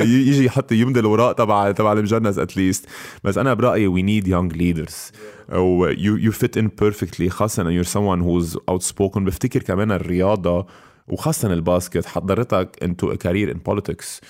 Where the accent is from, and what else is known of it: Lebanon